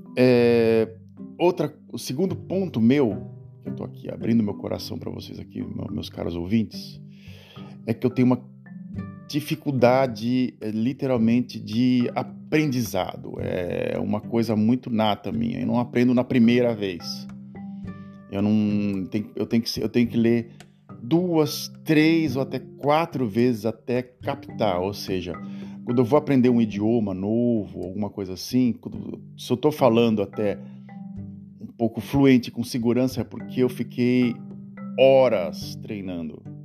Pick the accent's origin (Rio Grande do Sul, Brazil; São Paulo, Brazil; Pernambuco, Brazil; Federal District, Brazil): São Paulo, Brazil; Santos; moved away as an adult; now in Netherlands; é lá na, na cidade de Santos, onde eu nasci